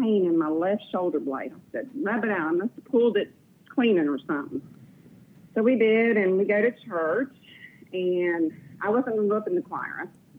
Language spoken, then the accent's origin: English; Miami, Florida, United States; I am not. I am originally from Florida, Miami, Florida, but we have moved around quite a bit.